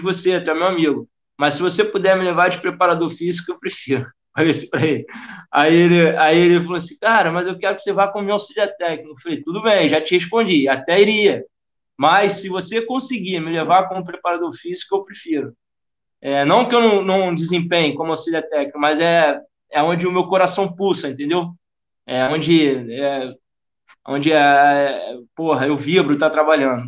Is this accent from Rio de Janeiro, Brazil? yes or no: yes; Rio de Janeiro, Brazil; accent: carioca; moved away as an adult; also born or lived in Tijuca, Rio de Janeiro / United Arab Emirates; depois fui para São Cristóvão. Minha minha vida inteira foi em São Cristóvão